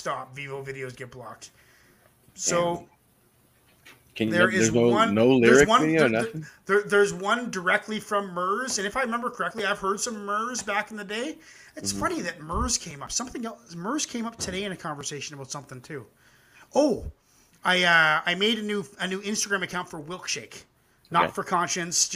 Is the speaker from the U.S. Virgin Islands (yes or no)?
no; Canada; I'm a Canadian boy.